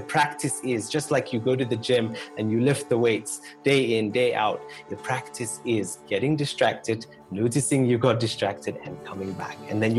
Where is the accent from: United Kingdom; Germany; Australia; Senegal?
United Kingdom; also born or lived in Canada; I grew up in the UK and Canada, and then I came initially to Rwanda, actually, to work with a nonprofit that my grandfather had started